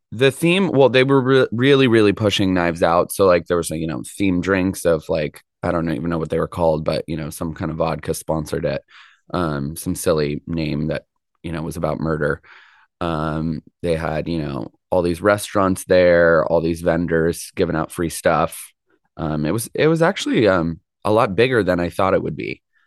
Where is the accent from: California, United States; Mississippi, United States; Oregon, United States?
California, United States; Mill Valley; Mill Valley is my hometown